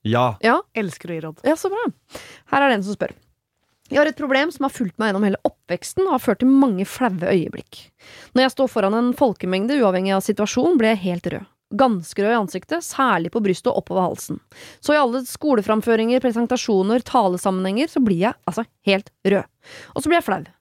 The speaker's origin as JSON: {"language": "Norwegian", "country": "Sri Lanka", "said": "Ja, mitt hjemland."}